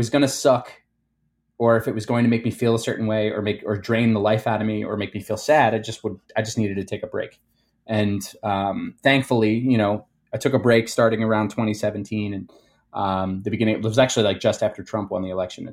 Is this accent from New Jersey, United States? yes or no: yes; Cherry Hill, New Jersey, United States; accent: Jersey; moved away as an adult; also born or lived in Philadelphia, Pennsylvania; now in Chicago, United States; I grew up in a town called Cherry Hill